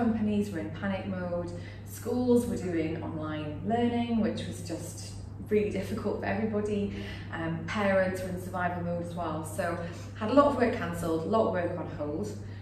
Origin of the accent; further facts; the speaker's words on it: United Kingdom; moved away as an adult; now in Singapore; I'm British